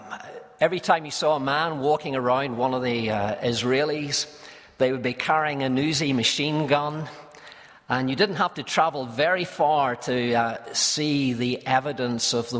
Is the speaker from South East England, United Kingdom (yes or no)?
no; Belfast, Northern Ireland, United Kingdom; I was from Belfast